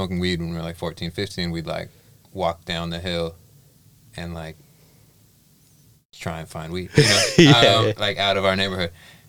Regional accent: Seattle, Washington, United States; moved away as an adult; also born or lived in Queens, New York; now in New York City, United States; I grew up in Seattle.

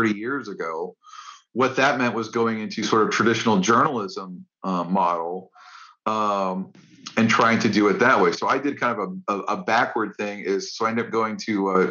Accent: Orlando, Florida, United States; I was reading my film critic at my hometown newspaper, which was the Orlando Sentinel

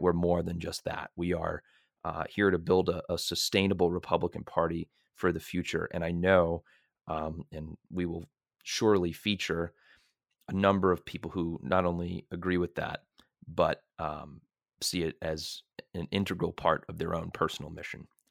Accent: Merrimack, Massachusetts, United States; I'm from Merrimack, Massachusetts

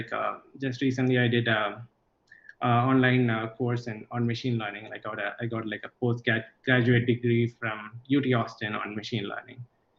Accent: Kollam, Kerala, India; So I'm originally from Kollam in Kerala, which is just next to Trivandrum. But I did most of my schooling outside of Kerala because my father was in the central government. So I moved around a lot in the country.

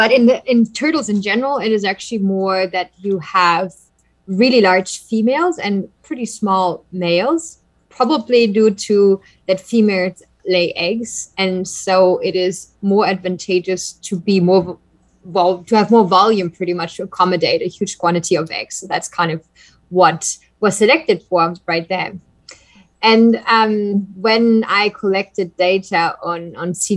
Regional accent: Germany; moved away as an adult; also born or lived in Texas; now in Costa Rica; I am originally from Germany

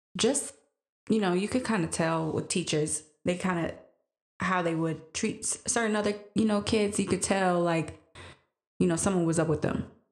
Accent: Green Bay, Wisconsin, United States; growing up in Green Bay for me was when I was growing up, mostly you saw what in school was just white

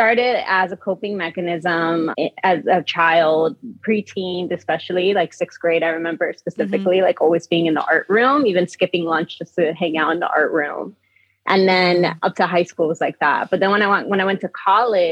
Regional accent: Hialeah, Florida, United States; also born or lived in Homestead, Florida / Sweetwater, Florida / Dominican Republic; now in Philadelphia, United States; I also grew up in a lot of tropical settings. Like I lived in Miami, Florida, but like not really like cool Miami that people think of. Like I'm from Hialeah and Homestead, Sweetwater.

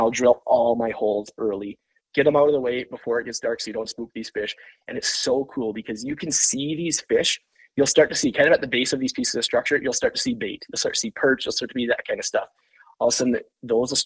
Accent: Lake of the Woods, Minnesota, United States; now in Park Rapids, United States; growing up on Lake of the Woods

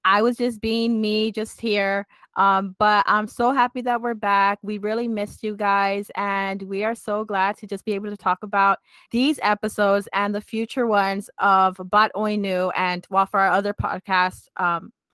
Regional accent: United States; we're from the States

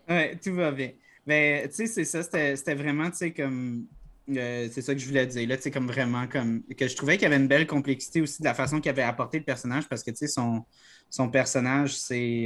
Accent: Quebec, Canada; notre identité en tant que Québécois

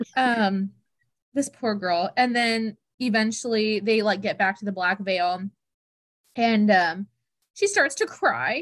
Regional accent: the South, United States; we're from the South

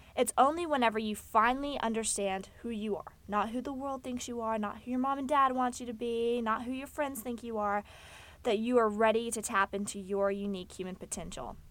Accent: Fort Worth, Texas, United States; I was born in Fort Worth, Texas, to a family

